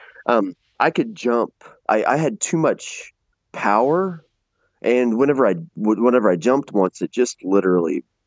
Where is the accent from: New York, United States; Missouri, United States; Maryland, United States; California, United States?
Missouri, United States; southern; we're from Missouri.